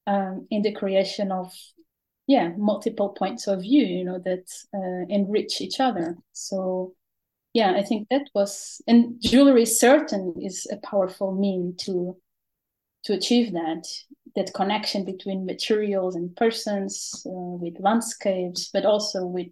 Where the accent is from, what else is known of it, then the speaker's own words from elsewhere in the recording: Portugal; now in Netherlands; I am originally from Portugal